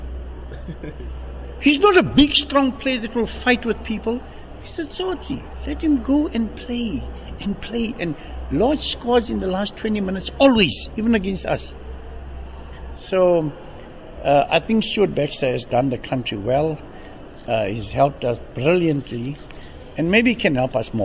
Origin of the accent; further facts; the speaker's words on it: South Africa; I'm a South African